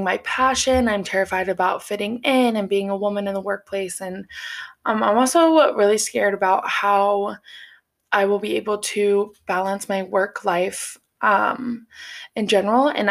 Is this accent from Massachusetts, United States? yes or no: no; Cincinnati, Ohio, United States; moved away as an adult; now in Columbus, United States; I am from Cincinnati, Ohio